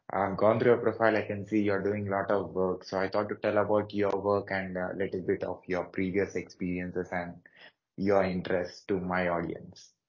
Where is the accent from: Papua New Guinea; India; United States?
India; Hyderabad, Telangana; I'm from South India, Hyderabad